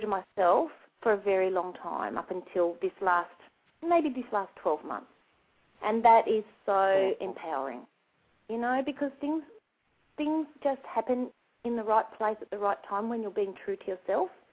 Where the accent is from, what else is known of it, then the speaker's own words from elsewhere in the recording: Australia; we're from Australia